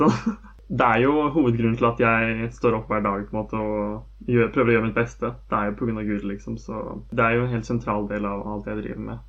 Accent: Skjetten, Akershus, Norway; jeg vokste opp på Skjetten

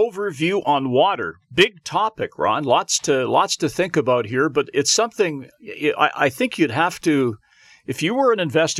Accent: Canada; Well, and as a Canadian

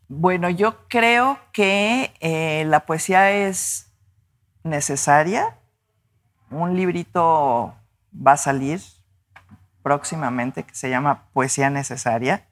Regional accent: Mexico City, Mexico; moved away as an adult; now in Guadalajara, Mexico; esas calles en las que crecí. Yo pues fui una niña de la colonia del Valle, ¿no? Bueno, nací en Miscuac, en la Ciudad de México

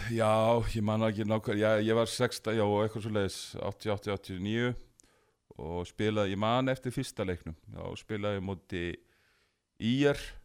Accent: Garðabær, Capital Region, Iceland; ég hérna eh, ólst upp í Garðabæ

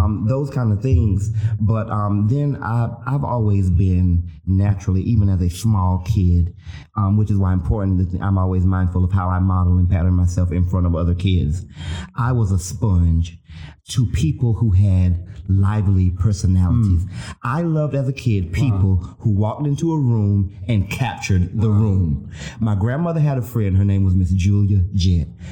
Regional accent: the South, United States; I'm from the South. I'm from the poor South

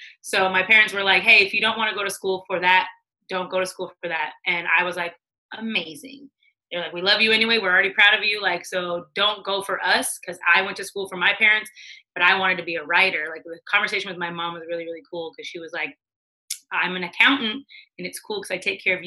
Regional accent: Washington, United States; moved away as an adult; also born or lived in California / Edmonds, Washington / Beaufort, South Carolina / Los Angeles; I grew up in Washington, literally as a Native American

